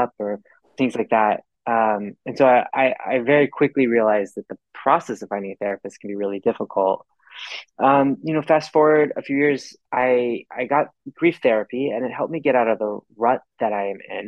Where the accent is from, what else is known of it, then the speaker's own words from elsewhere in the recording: Texas, United States; I grew up in Texas